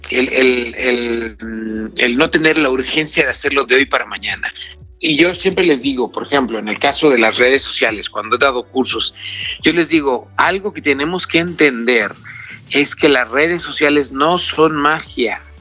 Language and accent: Spanish; Mexico